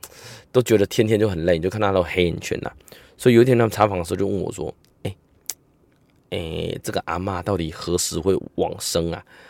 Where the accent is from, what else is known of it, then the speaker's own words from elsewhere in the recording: Taiwan; 那我们台湾人呢，呃，东方人呢，大概会以呃欠缺活力、肌肉酸痛、无力来表现。